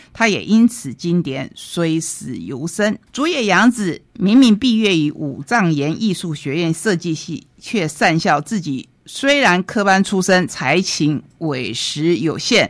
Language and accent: Chinese; Taiwan; 我们台湾人